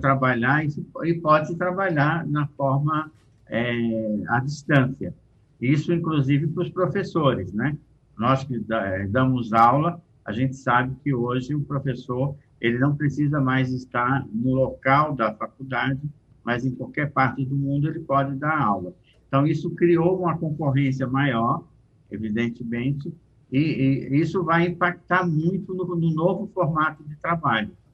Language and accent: Portuguese; Brazil; Eu, como brasileiro